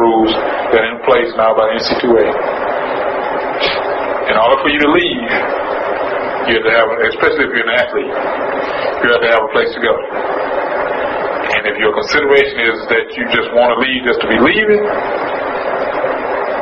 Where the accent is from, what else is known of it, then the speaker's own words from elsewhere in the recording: Houston, Texas, United States; I am from Phillips Wheatley High School